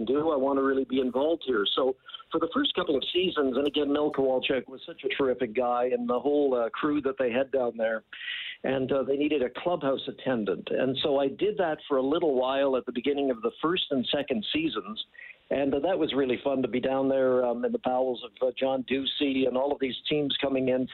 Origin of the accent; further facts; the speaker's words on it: St. Albert, Alberta, Canada; as a 16-year-old kid growing up in St. Albert